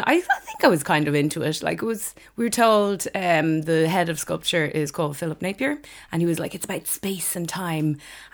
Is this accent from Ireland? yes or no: yes; Greystones, County Wicklow, Ireland; moved away as an adult; now in Dublin, Ireland; I'm from Greystones in County Wicklow.